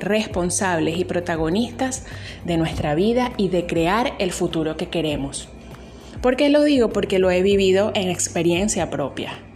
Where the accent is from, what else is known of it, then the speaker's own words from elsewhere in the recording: Venezuela; Soy venezolana y sí, estoy en Venezuela